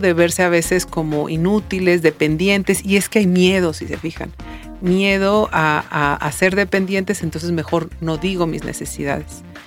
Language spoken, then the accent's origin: Spanish; Mexico; como mexicanos